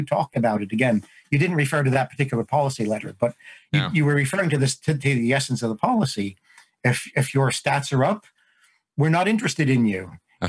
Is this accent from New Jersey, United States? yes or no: yes; New Jersey, United States; I grew up in New Jersey, and you know, mafia culture is sort of, it's right there on the edge of normal life.